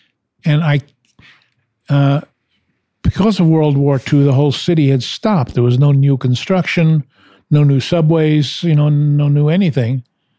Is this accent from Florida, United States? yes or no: no; New York City, New York, United States; moved away as an adult; also born or lived in San Francisco; I was a New Yorker. I was born and raised in Washington Heights in Manhattan. Now they call it Hudson Heights